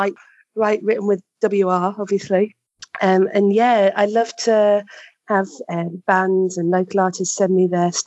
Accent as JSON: {"language": "English", "region": "London", "country": "United Kingdom", "tie": "born or raised there", "also_born_or_lived": "Blackpool / Liverpool", "moved": "yes", "said": "I was born up north, but I've basically grown up down south, yeah. So I was born in Blackpool and then we moved down to London"}